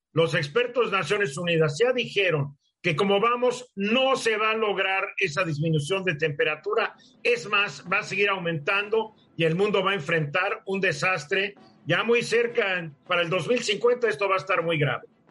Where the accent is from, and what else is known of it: Mexico